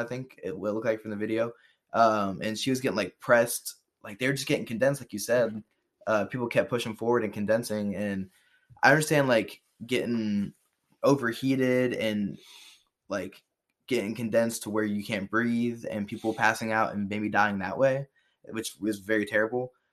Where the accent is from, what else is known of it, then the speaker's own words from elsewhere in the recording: Cincinnati, Ohio, United States; we're from Cincinnati